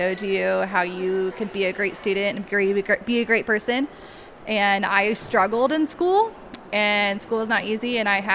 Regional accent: Seattle, Washington, United States; moved away as an adult; now in Idaho, United States; I'm from the Seattle area.

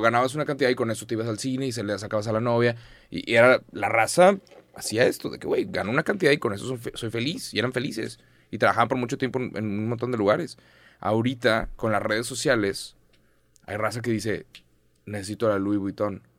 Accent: Mexico; soy mexicano

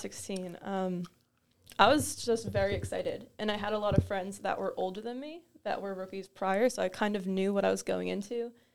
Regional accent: Toms River, New Jersey, United States; I grew up in Tom's River, so very local to the area

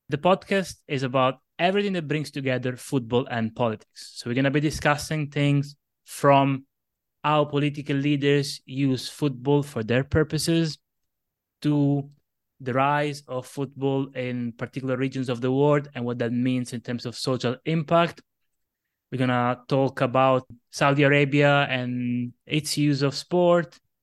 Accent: Locri, Calabria, Italy; moved away as an adult; now in Derby, United Kingdom; my home team is a small Italian team called Acilocri, um, from my hometown

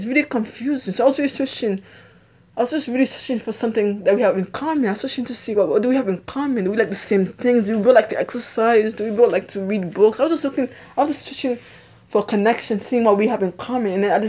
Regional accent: Haiti; born there; I'm born in a different country. I'm not American. I was born in Haiti.

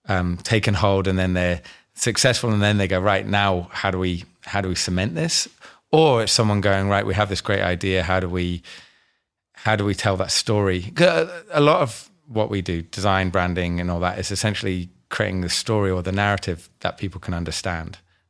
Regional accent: Scotland, United Kingdom; now in Australia; Came from the UK, from Scotland, and not that I sound Scottish, but I'm from Scotland, and moved over to Australia about 2001

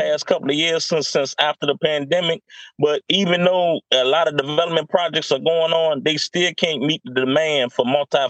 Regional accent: Virginia, United States; now in Wilmington, United States; I'm originally from Virginia. I now live in Wilmington, North Carolina.

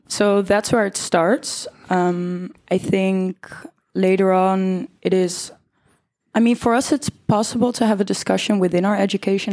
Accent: The Hague, South Holland, Netherlands; I'm 20 years old from The Hague, born and raised

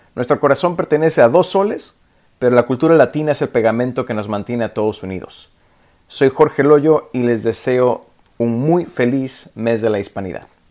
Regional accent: Nicaragua; now in Maryland, United States; soy nicaragüense viviendo en Maryland.

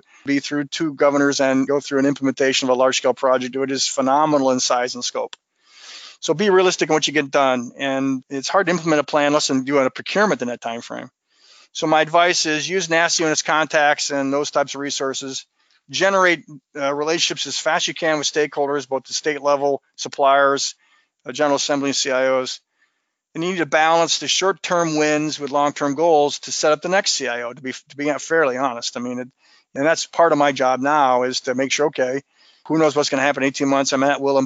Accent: Montana, United States; I was born and raised in Montana

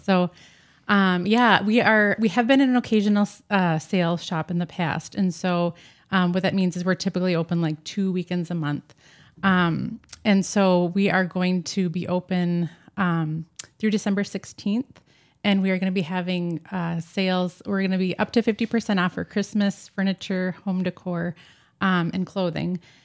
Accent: just east of Superior, Wisconsin, United States; now in Annandale, United States; I grew up, uh, just east of Superior, Wisconsin, and I grew up basically in the North Woods, grew up in a log home

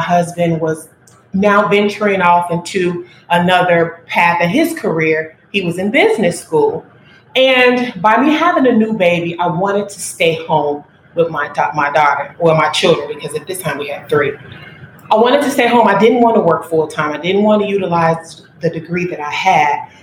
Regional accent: Chicago, Illinois, United States; I was born and raised on the South Side of Chicago

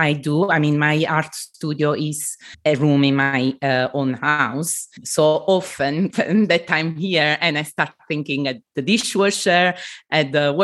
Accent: Southern Italy, Italy; moved away; I come from the south of Italy, from a traditional family

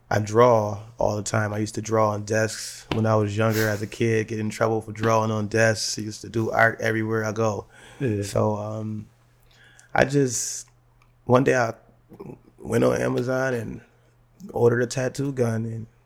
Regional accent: United States; I was, you know, the same same story of I was raised in the Perry projects and stuff like

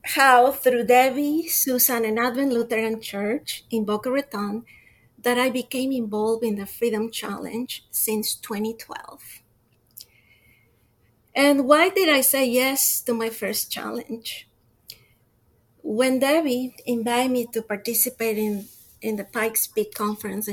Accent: Quito, Pichincha, Ecuador; now in Florida, United States; I'm from Quito, Ecuador. I moved to sunny Florida 31 years ago.

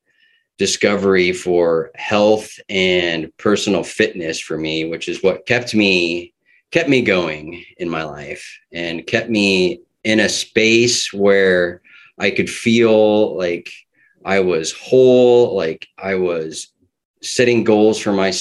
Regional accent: Kenai Peninsula, Alaska, United States; also born or lived in Petersburg, Alaska; I was actually born in Southeast Alaska in Petersburg and then raised here on the Kenai Peninsula.

